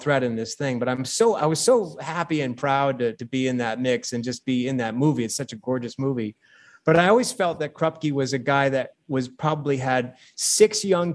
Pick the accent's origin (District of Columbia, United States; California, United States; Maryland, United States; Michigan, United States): Michigan, United States; Saginaw; my hometown of Saginaw, Michigan